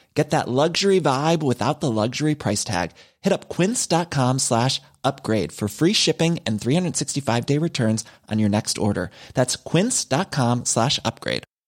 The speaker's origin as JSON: {"language": "French", "town": "Tours", "region": "Centre-Val de Loire", "country": "France", "tie": "born or raised there", "moved": "as an adult", "lives_now": "Paris, France", "said": "j'ai grandi à Tours. Je suis Tourangelle"}